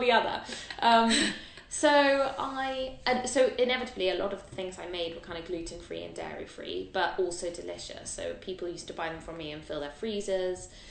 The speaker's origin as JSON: {"language": "English", "region": "London", "country": "United Kingdom", "said": "I'm a Londoner"}